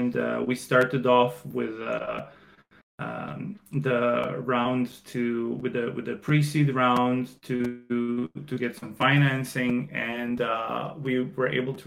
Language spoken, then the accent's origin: English; Croatia; moved away as an adult; also born or lived in China; I am from Croatia, where I'm currently at. I spent 11 years in China